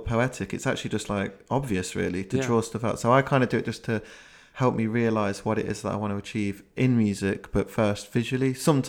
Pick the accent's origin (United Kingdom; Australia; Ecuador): United Kingdom; Leicester, East Midlands; now in London, United Kingdom; I called my friend who we grew up in Leicester together, and we both moved down mm-hmm. to London